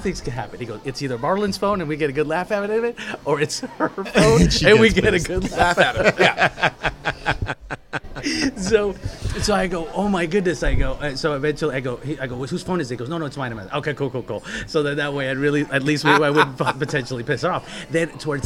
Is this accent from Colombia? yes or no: yes; Colombia; I'm from Colombia too